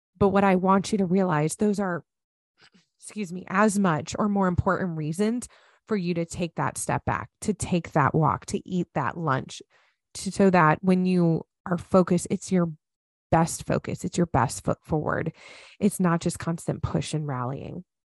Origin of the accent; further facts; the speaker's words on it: United States; moved away; as an American. One, I absolutely love being an American